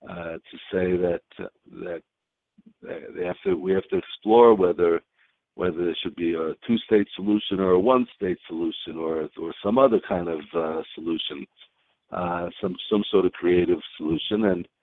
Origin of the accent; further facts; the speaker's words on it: United States; There is a path, as I told you before, I grew up in the United States.